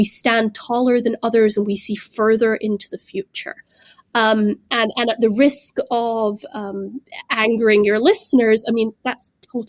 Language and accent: English; Glasgow, Scotland, United Kingdom; I grew up in the United Kingdom. I grew up there in the post-imperial era, you know, in Glasgow, a city that had once, you know, built the ships of the British Empire.